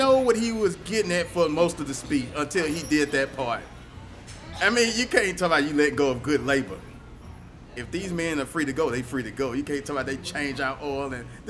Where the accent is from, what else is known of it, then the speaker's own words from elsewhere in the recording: Texas, United States; I'm from Texas.